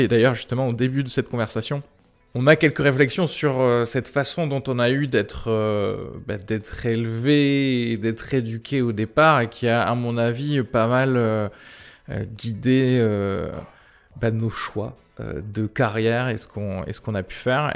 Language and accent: French; France; also born or lived in Algeria; Je suis né en Algérie et je suis arrivé en France quand j'avais 8-9